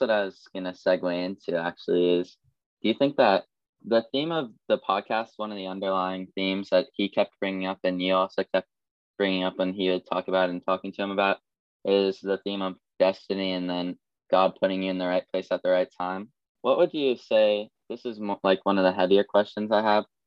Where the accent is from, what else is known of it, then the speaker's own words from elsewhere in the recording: Columbus, Ohio, United States; I'm from Columbus, Ohio